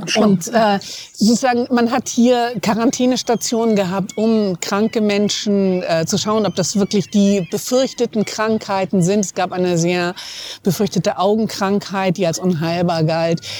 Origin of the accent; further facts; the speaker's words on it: Hamburg, Germany; außerdem bin ich Hamburgerin